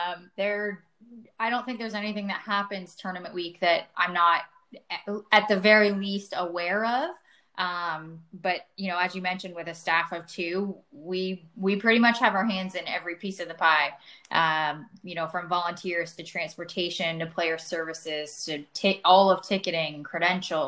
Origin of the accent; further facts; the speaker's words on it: outside of Toronto, Ontario, Canada; moved away as an adult; also born or lived in Ohio; now in Texas, United States; I grew up outside of Toronto